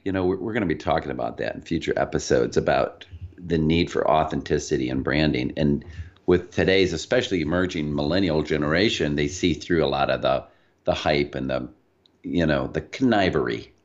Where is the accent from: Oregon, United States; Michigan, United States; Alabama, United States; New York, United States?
Michigan, United States; Michigan, where, uh, Liz and I both hail from, you probably can't tell we're from Michigan